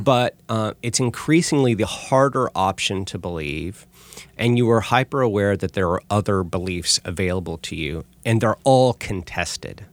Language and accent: English; California, United States; moved away as an adult; also born or lived in Texas; growing up in California